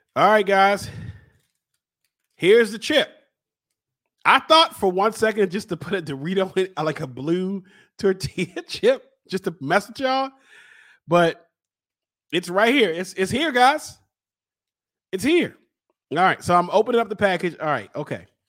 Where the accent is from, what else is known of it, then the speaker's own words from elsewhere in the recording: Baltimore, Maryland, United States; I'm from Baltimore